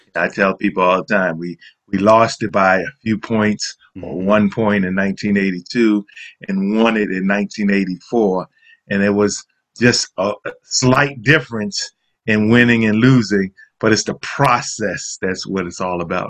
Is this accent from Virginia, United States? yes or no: no; New York City, New York, United States; I am from South Bronx, an area called Soundview Projects.